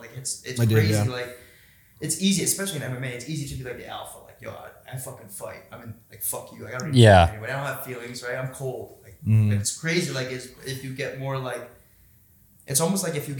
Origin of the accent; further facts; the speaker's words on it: Boston, Massachusetts, United States; my hometown, dude, in UFC Boston